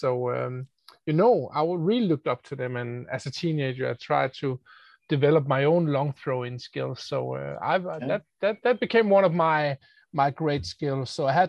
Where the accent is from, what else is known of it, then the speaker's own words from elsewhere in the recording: Denmark; I've been born and raised in Denmark here